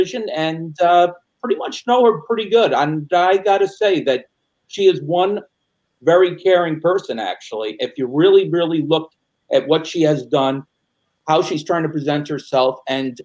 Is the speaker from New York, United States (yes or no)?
yes; Rochester, New York, United States; I'm from Rochester, New York.